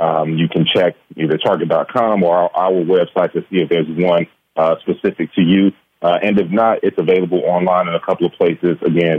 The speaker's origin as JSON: {"language": "English", "town": "Gary", "region": "Indiana", "country": "United States", "tie": "born or raised there", "said": "Growing up in Gary, Indiana, we may have been considered at-risk youth."}